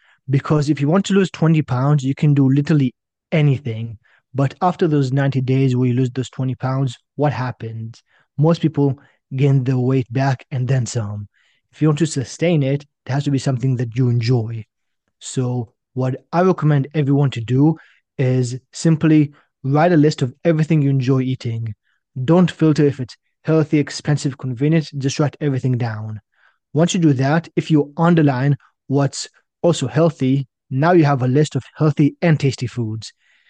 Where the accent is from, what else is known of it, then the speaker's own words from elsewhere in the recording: China; moved away as an adult; also born or lived in Israel; But as you can probably guess, I'm originally from Israel. When I was six, my family and I, we moved to China. I grew up there. At the age of 18, I decided to go to university in Canada